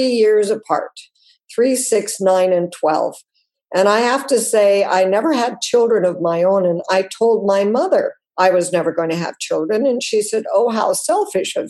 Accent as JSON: {"language": "English", "region": "Wyoming", "country": "United States", "tie": "born or raised there", "said": "I grew up mostly in Wyoming"}